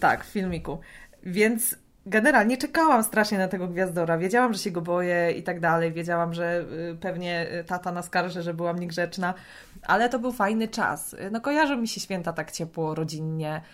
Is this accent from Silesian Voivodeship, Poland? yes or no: no; Greater Poland, Poland; Ja jestem z Wielkopolski